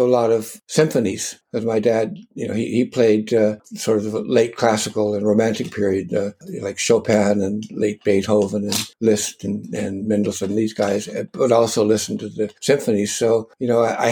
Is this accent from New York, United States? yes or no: no; Culver City, California, United States; Where I grew up in Culver City was where the MGM movie theater was